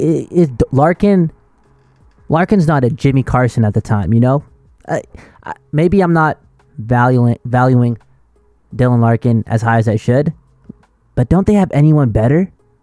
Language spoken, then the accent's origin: English; Lower Mainland, British Columbia, Canada; we're from the Lower Mainland of beautiful British Columbia.